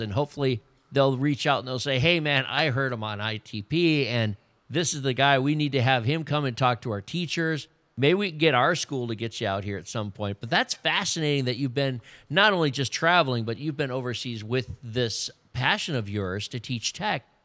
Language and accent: English; Wisconsin, United States; moved away; I'm from Wisconsin